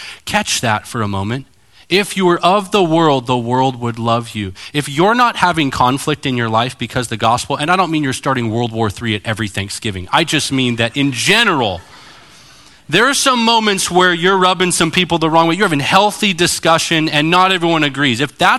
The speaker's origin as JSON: {"language": "English", "region": "California", "country": "United States", "lives_now": "Arizona, United States", "said": "It's kind of like, to me, Arizona. I came from California."}